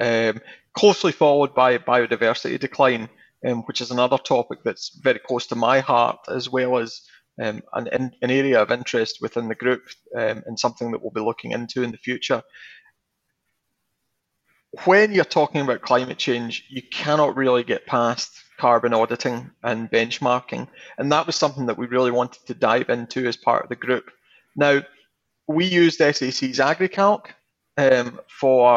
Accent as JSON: {"language": "English", "town": "Campbeltown", "region": "Scotland", "country": "United Kingdom", "said": "I'm originally from Campbelltown."}